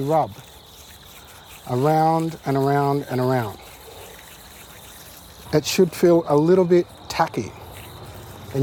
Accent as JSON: {"language": "English", "area": "Yaegl Bundjalung country", "region": "New South Wales", "country": "Australia", "said": "I'm from the Yarrakal Bundjalung, which means that I come from the black sand of the saltwater nation"}